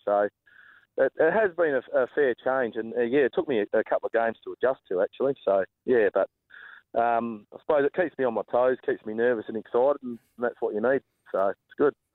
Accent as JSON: {"language": "English", "town": "Pemberton", "region": "Western Australia", "country": "Australia", "tie": "born or raised there", "also_born_or_lived": "Bunbury", "moved": "yes", "said": "it's obviously my um, my hometown"}